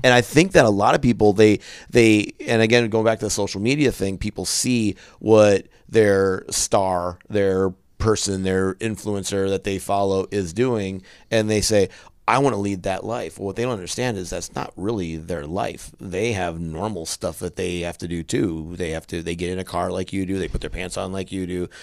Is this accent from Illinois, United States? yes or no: no; central Wisconsin, United States; moved away; in my hometown, it's it's I come from a town in central Wisconsin that's twenty thousand people in it